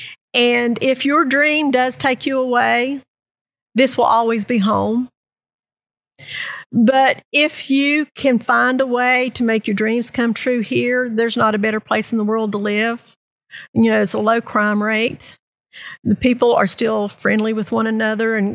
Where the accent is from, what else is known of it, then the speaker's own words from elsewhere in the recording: Southern West Virginia, United States; now in Princeton, United States; I grew up in Southern West Virginia